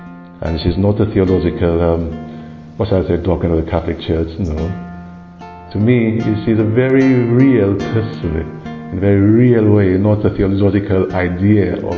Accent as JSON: {"language": "English", "country": "St. Lucia", "said": "I come from St. Lucia, the island of St. Lucia."}